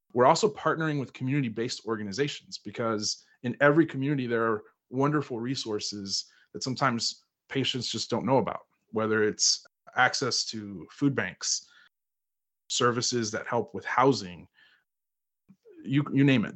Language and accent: English; Houston, Texas, United States; I was born and raised in Houston, Texas